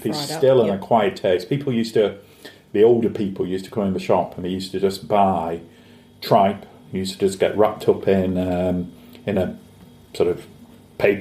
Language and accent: English; East Lancashire, North West England, United Kingdom; that's what I grew up with in Lancashire and everything. So in a little village outside East Lancashire